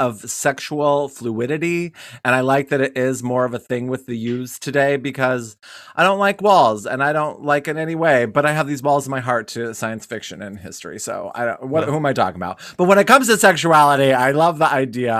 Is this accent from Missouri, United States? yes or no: no; Wyoming, United States; growing up in Wyoming